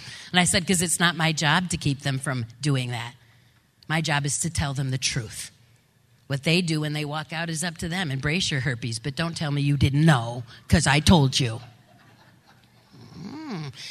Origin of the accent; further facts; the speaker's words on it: Grand Rapids, Michigan, United States; I grew up in West Michigan. I grew up in the lovely town of Grand Rapids.